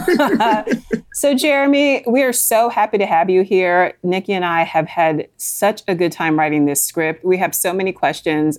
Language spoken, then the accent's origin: English; Northern Virginia, United States; born or raised there